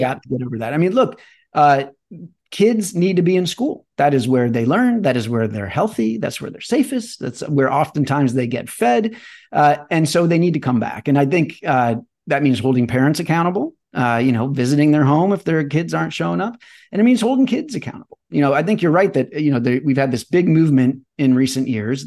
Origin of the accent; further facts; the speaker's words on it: Chesterfield, Missouri, United States; moved away; I grew up in Chesterfield, Missouri